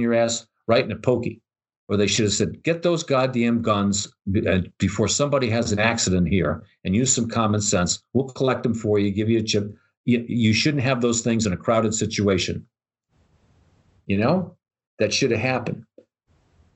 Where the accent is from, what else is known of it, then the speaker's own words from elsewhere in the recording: New York, United States; I'm from New York